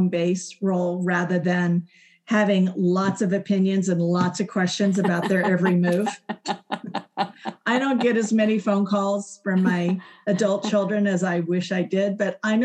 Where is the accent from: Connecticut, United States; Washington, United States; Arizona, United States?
Arizona, United States; moved away as an adult; also born or lived in Houston, Texas; I was from Arizona, but I had lived in Houston for 35 years, pretty much all of my adult life.